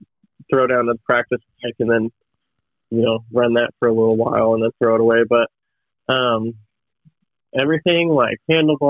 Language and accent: English; El Dorado Hills, California, United States; I grew up in El Dorado Hills, right out there by Hangtown